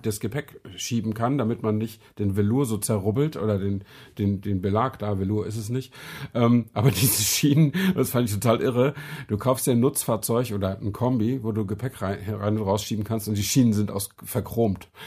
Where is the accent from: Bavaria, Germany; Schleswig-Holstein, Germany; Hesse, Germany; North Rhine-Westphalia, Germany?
Schleswig-Holstein, Germany; Flensburg; in Flensburg, wo ich herkomme, direkt an der dänischen Grenze